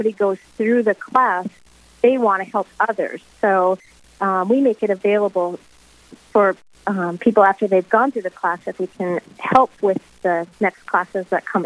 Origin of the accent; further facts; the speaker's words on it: Minot, North Dakota, United States; I was born and raised in Minot.